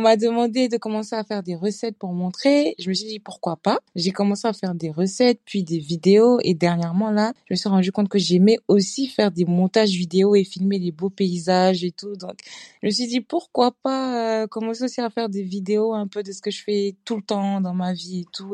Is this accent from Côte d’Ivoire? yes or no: yes; Côte d’Ivoire; also born or lived in Senegal (ancestry); now in Strasbourg, France; je suis ivoirienne, d'origine sénégalaise aussi. Et euh, je vis à Strasbourg en France